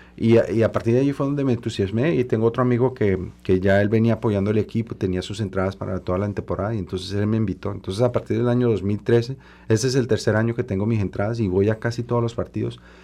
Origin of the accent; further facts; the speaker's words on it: Colombia; now in Montreal, Canada; soy el segundo de origen latinoamericano y primer colombiano en la, en la Asamblea Nacional de Quebec